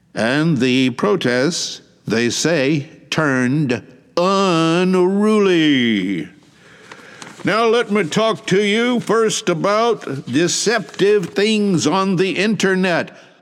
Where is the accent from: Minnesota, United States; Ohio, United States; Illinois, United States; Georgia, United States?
Georgia, United States; now in Shizuoka, Japan; My home state being Georgia